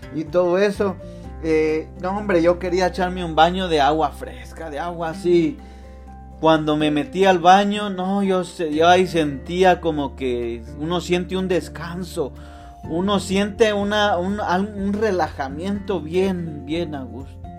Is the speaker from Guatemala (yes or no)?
yes; Guatemala; yo soy de Guatemala